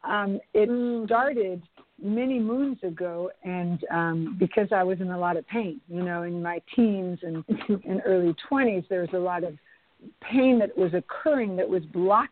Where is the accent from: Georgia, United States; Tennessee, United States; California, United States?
California, United States; Bay Area; now in Los Angeles, United States; I moved to Los Angeles. I was from the Bay Area.